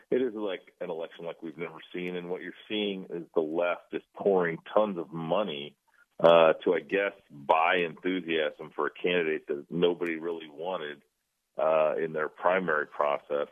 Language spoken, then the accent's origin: English; Des Moines, Iowa, United States; my hometown of Des Moines